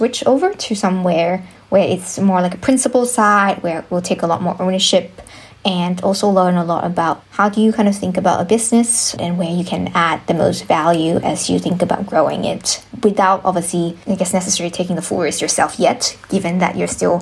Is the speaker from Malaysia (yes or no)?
yes; Malaysia; moved away as an adult; also born or lived in Stanford, United States / Hong Kong / Singapore / Sydney, Australia; I was born in Malaysia